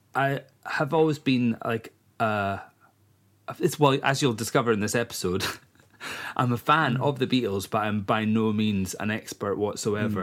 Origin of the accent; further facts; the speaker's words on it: East Coast of Scotland, United Kingdom; moved away as an adult; now in Isle of Eigg, United Kingdom; I'm from the East Coast originally, and I only moved to the West Coast 11 years ago